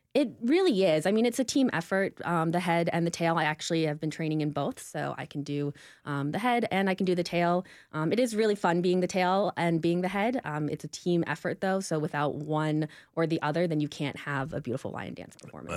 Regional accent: Nashville, Tennessee, United States; I grew up here in Nashville

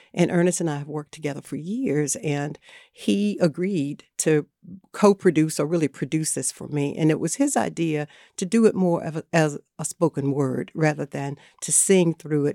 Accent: Margarettsville, North Carolina, United States; I'm from Northampton County, a little town called Margarettsville. It's right there on the Northampton County, North Carolina, Southampton County, Virginia line.

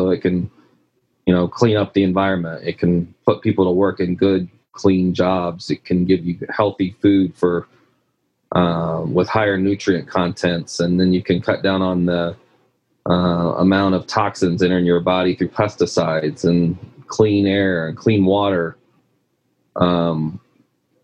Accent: Midwest, United States; moved away as an adult; also born or lived in California; we're both from the Midwest

